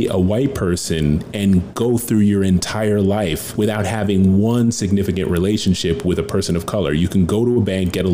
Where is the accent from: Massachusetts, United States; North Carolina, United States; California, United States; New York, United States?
New York, United States; Schenectady; I grew up in Schenectady as well